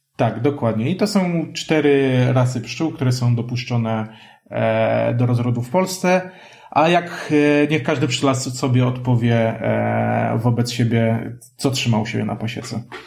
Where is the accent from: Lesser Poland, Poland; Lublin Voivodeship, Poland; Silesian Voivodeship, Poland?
Lesser Poland, Poland; Kraków; ja jestem krakusem